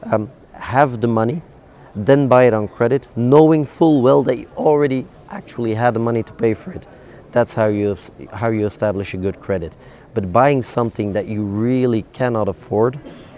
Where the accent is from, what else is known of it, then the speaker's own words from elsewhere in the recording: Belgium; I'm from Belgium, we're famous for French fries with mayonnaise